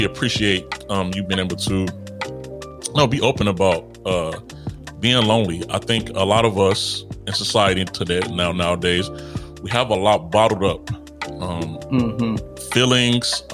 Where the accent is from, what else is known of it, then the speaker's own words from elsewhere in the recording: Chicago, Illinois, United States; I'm from Chicago.